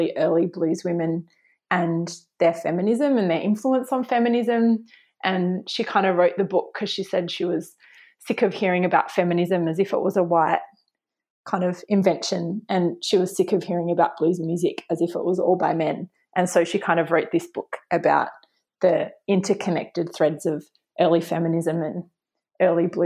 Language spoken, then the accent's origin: English; Australia; growing up in Australia